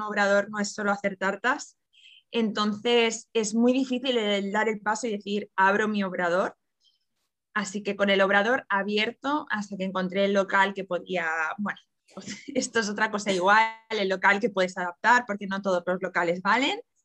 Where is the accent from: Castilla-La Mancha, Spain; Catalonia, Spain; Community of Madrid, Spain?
Catalonia, Spain; Barcelona; yo soy de Barcelona